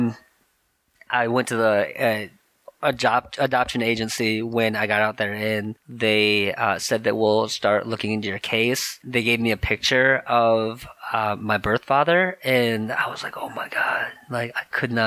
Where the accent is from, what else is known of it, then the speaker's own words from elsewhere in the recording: Michigan, United States; moved away as an adult; also born or lived in South Korea / New York; now in Bay Area, United States; I was born in South Korea, actually, and then I was adopted. And I grew up in Michigan